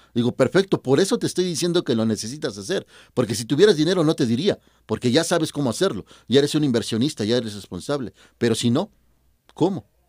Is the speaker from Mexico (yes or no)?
yes; Mexico; somos mexicanos